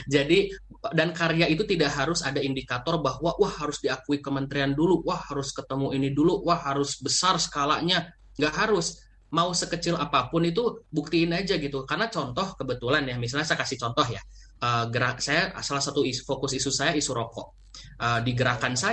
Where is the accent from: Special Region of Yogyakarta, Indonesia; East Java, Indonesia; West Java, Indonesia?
West Java, Indonesia; Bandung; saya juga orang Margahayu Bandung.